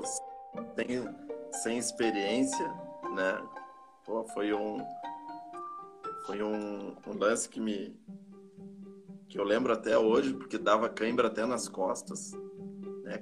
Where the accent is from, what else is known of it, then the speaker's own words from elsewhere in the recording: Canoas, Rio Grande do Sul, Brazil; also born or lived in Urubici, Santa Catarina; Eu nasci lá no, no ano de 1974, já 46 anos atrás. Eu vim muito cedo pro, pro Rio Grande do Sul, para Canoas, né? Aqui estudei